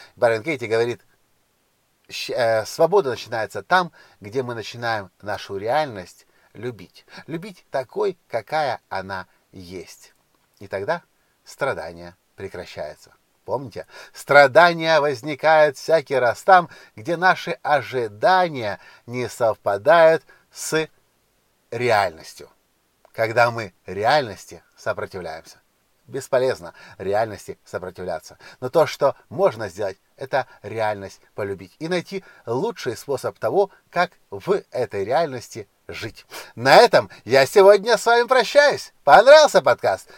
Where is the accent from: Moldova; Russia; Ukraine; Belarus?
Ukraine; я не из России, я из Украины